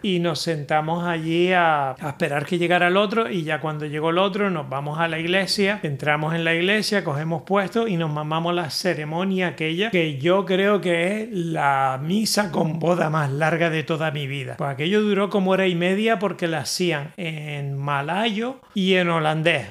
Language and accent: Spanish; Spain; moved away; yo soy español